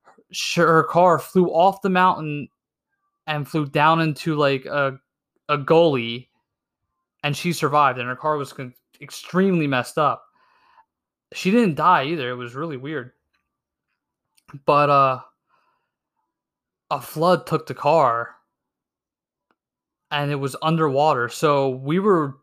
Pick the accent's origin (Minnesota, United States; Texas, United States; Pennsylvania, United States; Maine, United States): Pennsylvania, United States; Where am I from? PA